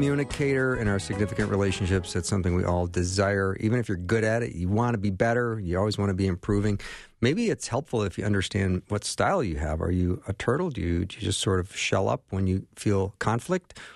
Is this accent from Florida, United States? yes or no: no; Edina, Minnesota, United States; Mullican Counseling in Edina, Minnesota, uh, which happens to be my hometown.